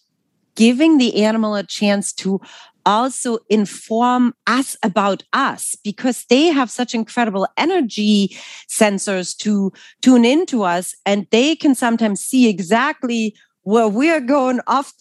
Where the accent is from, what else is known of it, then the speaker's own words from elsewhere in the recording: Germany; English is a second language; moved away as an adult; also born or lived in New York City; now in United States; I'm actually originally from Germany